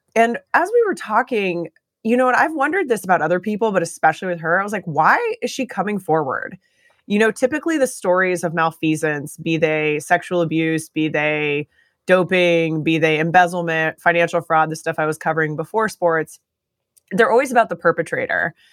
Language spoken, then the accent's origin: English; Eugene, Oregon, United States; I grew up in Eugene, Oregon